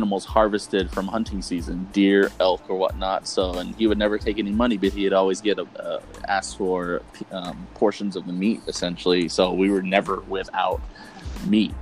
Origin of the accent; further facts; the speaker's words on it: San Carlos Apache Reservation, Arizona, United States; all of us were born and raised on the San Carlos Apache Reservation, like I said, about 20 miles east of Globe, Arizona